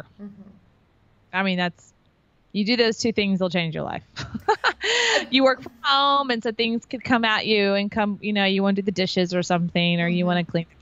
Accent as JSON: {"language": "English", "region": "Texas", "country": "United States", "also_born_or_lived": "Florida", "moved": "yes", "lives_now": "Austin, United States", "said": "I'm from Texas."}